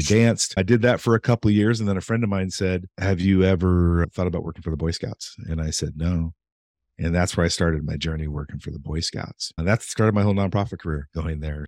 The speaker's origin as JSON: {"language": "English", "region": "Eastern Oregon", "country": "United States", "tie": "born or raised there", "said": "growing up in Eastern Oregon, and my parents were always civic minded."}